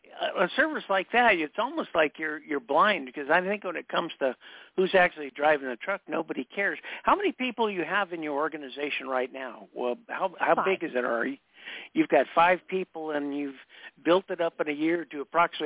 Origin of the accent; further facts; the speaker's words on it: East Coast, United States; but I grew up on the East Coast and the South.